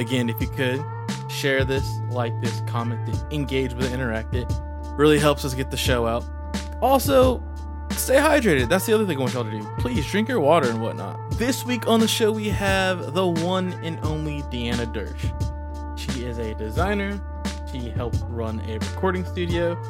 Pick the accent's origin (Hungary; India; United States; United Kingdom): United States; the South; grew up primarily in the South